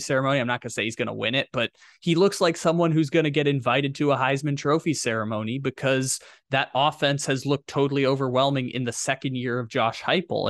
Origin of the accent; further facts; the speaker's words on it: San Diego, California, United States; moved away; I'm from San Diego. I, I don't live there anymore